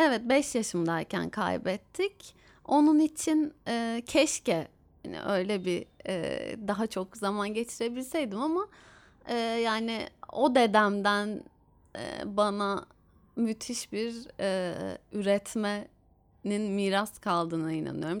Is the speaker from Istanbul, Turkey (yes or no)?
yes; Istanbul, Turkey; benim şehrime İstanbul'a